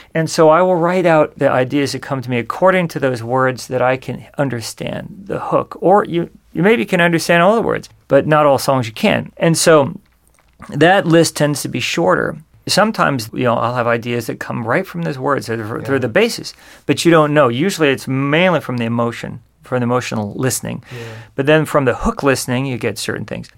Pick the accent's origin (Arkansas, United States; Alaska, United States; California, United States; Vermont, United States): California, United States; San Juan Capistrano; I grew up in Southern California in uh, this place called San Juan Capistrano